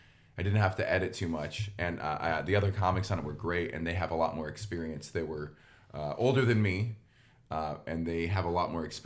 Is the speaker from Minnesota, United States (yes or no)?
no; Cajun, Louisiana, United States; being Cajun